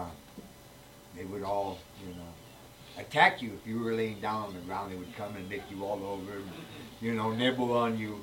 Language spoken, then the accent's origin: English; Los Angeles, California, United States; I was born and raised in East Los Angeles, California